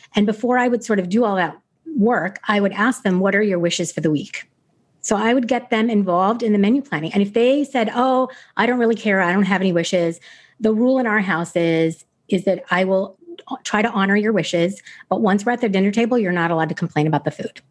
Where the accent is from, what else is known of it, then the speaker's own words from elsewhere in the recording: United States; I was a typical American kid.